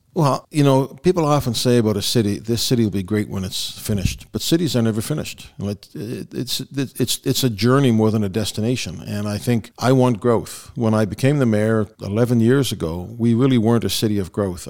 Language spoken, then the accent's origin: English; Dartmouth, Nova Scotia, Canada; also born or lived in Belfast, Northern Ireland; I'm very proud to be a Dartmouth guy, although I was born overseas